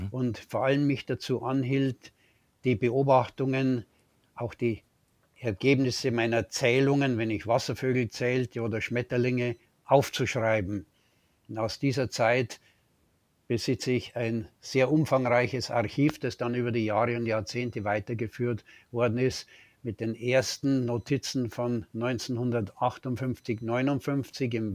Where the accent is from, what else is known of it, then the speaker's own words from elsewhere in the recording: Eigen am Inn, Bavaria, Germany; Äh, das war ein kleines Haus am Ortsrand damals, äh, in diesem damals auch noch recht kleinen Dorf Eigen am Inn, das dann viel später eingemeindet wurde äh, in die Gemeinde Bad Füssing.